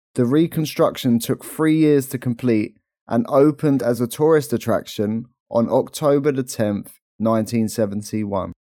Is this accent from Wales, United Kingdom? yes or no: no; London, United Kingdom; as we're from London